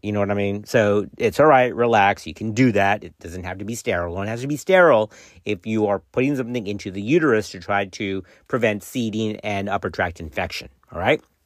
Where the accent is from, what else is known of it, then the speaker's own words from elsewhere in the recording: Texas, United States; my home state, guys, that comes from Texas